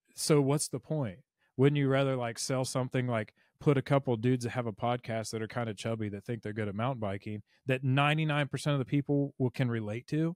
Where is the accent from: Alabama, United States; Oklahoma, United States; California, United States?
Alabama, United States; Mobile; I'm from Mobile